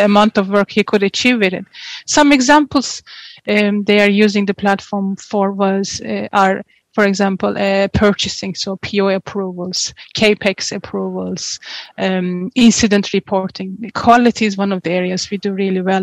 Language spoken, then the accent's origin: English; Turkey; moved away as an adult; also born or lived in Portugal; now in Ireland; I'm originally from Turkey. Oh. And yes, I grew up in Turkey.